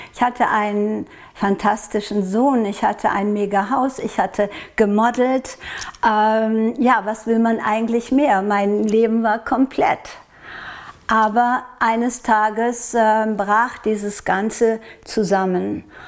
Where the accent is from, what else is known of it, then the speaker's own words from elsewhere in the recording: Norway; Und ich komme aus Norwegen